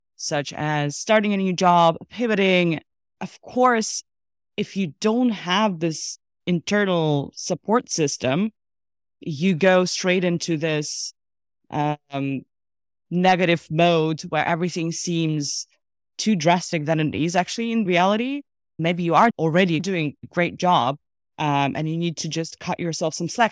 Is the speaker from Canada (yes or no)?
no; Russia; also born or lived in Armenia; now in Amsterdam, Netherlands; Born and raised in Russia, originally Armenian